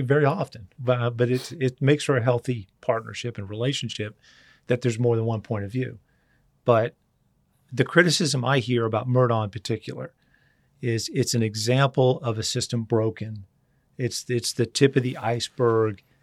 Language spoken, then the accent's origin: English; Charleston, South Carolina, United States; just a redneck kid from Charleston